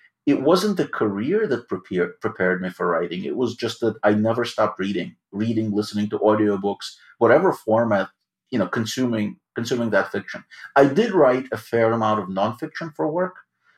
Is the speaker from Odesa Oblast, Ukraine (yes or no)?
yes; Odesa, Odesa Oblast, Ukraine; English is a second language; now in New York, United States; I grew up in Odessa, Ukraine